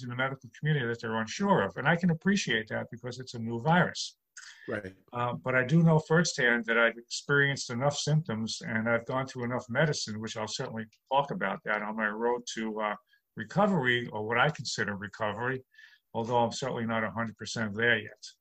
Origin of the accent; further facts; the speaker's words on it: New York City, New York, United States; now in Long Island, United States; Right. I'm born and bred in New York